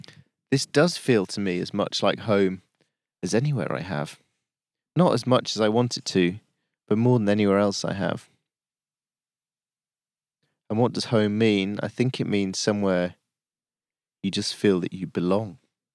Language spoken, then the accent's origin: English; Yorkshire and the Humber, United Kingdom; now in London, United Kingdom; I say, oh, I live down in London, but I'm from Yorkshire. I always say that. I'm really proud of being Yorkshire.